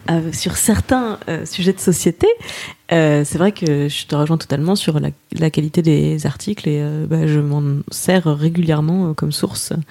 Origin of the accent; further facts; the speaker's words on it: Moselle, Grand Est, France; je me définis aujourd'hui comme athée laïque, tout ça, mais je viens de Moselle euh, sous Concordat, donc j'avais des cours de religion à l'école encore. Mes grands-parents sont très croyants. Et euh, petit village